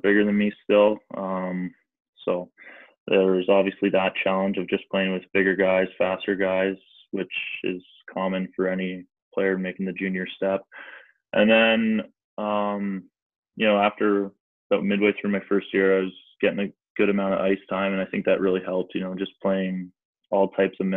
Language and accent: English; near Niagara Falls, Ontario, Canada; played major midget in Niagara Falls, which is kind of close to my hometown